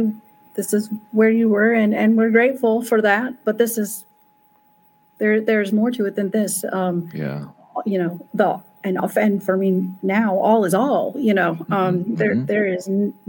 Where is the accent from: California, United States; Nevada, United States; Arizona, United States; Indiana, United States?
Indiana, United States; I'm from the Midwest, mm-hmm. you know, I'm from Indiana, a red state, a very, you know, red state.